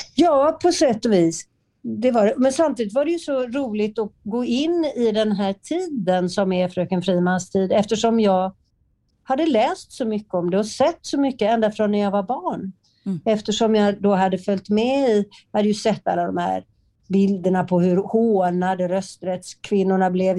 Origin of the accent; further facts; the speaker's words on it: Partille, Västra Götaland, Sweden; i Partille där jag är uppvuxen